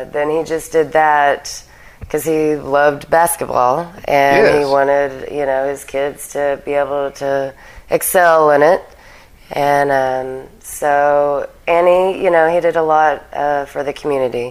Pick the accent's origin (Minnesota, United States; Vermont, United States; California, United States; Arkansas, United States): Arkansas, United States; Hot Springs; also born or lived in Russellville, Arkansas; now in Conway, United States; I was raised in Hot Springs, Arkansas.